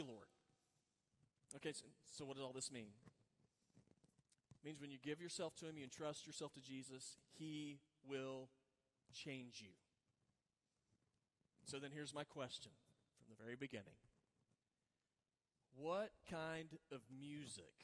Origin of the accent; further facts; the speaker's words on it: Oklahoma, United States; moved away; I grew up in Oklahoma